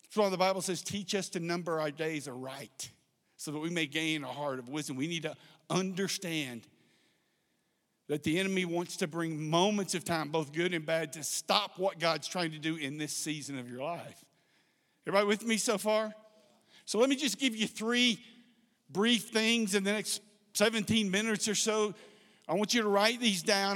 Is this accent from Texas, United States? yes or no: yes; South Texas, United States; I grew up in South Texas